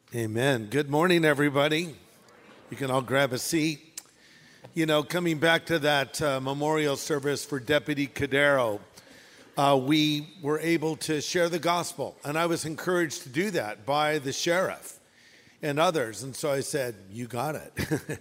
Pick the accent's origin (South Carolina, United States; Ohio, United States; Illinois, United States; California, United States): California, United States; I'm from California